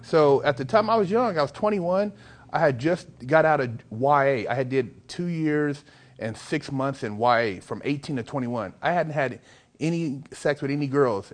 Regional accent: Sacramento, California, United States; now in Los Angeles, United States; I'm in L.A., but I'm from Sacramento originally.

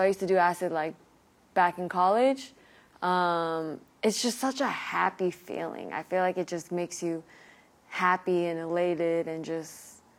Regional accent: Bay Area, California, United States; I'm from the Bay Area

